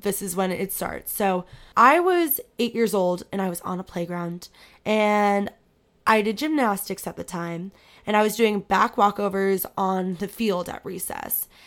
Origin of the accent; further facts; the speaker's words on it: Manhattan Beach, California, United States; moved away as an adult; now in Virginia, United States; I grew up in Manhattan Beach.